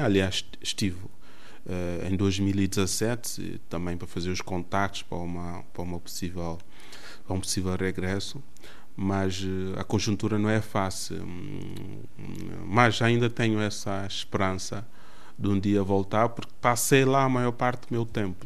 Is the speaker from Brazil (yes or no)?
no; Lobata, São Tomé & Príncipe; now in Portugal; Nasci em Santo Tomé no dia 10 de julho de 1984, no distrito de Lobata